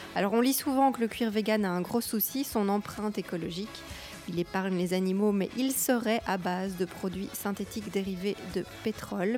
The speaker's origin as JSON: {"language": "French", "country": "Belgium", "said": "je suis belge avec mes parents"}